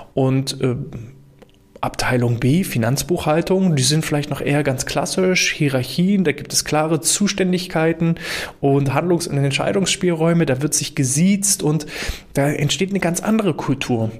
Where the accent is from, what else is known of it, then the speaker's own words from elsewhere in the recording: Germany; bei uns in Deutschland